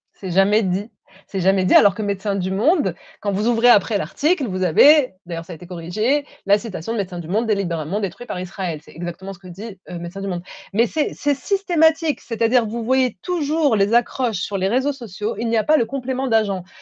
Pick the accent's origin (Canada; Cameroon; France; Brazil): France; je, suis française